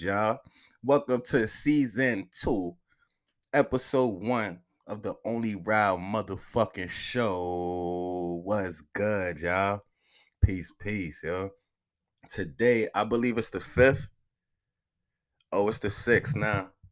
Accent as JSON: {"language": "English", "town": "New York City", "region": "New York", "country": "United States", "moved": "yes", "said": "I'm from Soundview"}